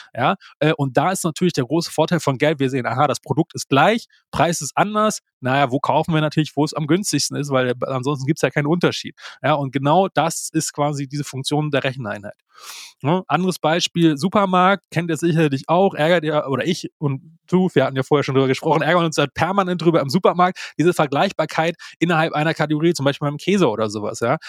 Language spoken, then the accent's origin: German; Germany; bei uns in Deutschland